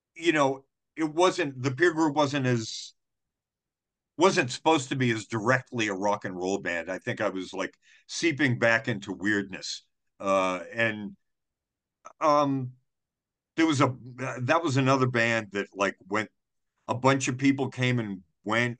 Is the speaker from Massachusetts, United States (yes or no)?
yes; Wareham, Massachusetts, United States; now in Providence, United States; I grew up in Wareham